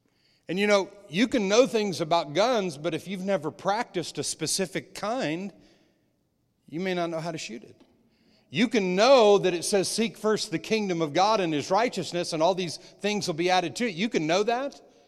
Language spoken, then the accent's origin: English; New Mexico, United States; When I was young, I was raised in New Mexico in the desert, on playing golf and on my dad's golf course